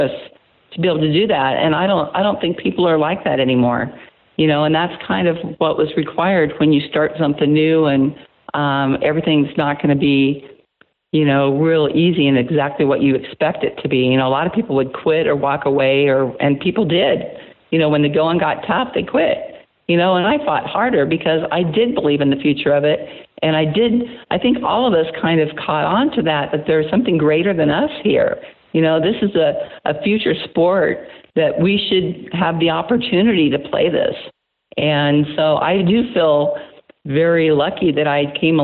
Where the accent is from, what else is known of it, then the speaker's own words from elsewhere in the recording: Iowa, United States; I go back to my hometown